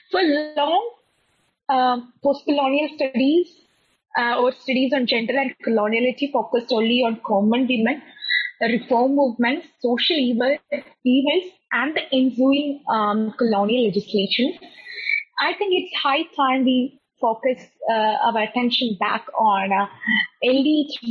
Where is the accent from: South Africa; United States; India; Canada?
India; my position as an Indian scholar.